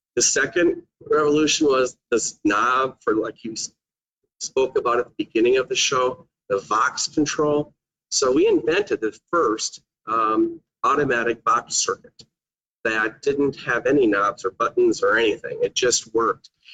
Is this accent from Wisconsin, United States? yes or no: yes; Manitowoc, Wisconsin, United States; I'm from Manitowoc, Wisconsin